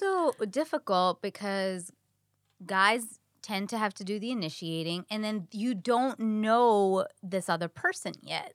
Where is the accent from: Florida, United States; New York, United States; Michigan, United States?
New York, United States; now in Los Angeles, United States; I'm a New Yorker.